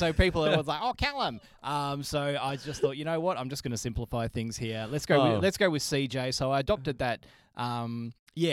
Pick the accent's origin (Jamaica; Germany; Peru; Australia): Australia; Perth, Western Australia; I'm a Perth boy